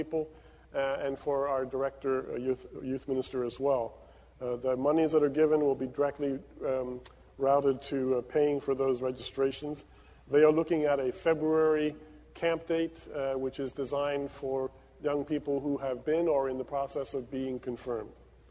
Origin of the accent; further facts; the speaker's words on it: Caracas, Capital District, Venezuela; now in New Brunswick, United States; where I grew up in Caracas, Venezuela